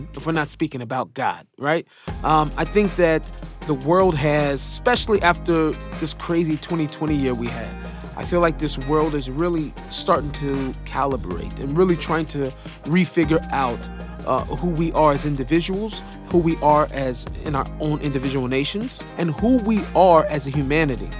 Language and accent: English; Seattle, Washington, United States; moved away as an adult; now in Israel; I was born in Seattle to hip-hop parents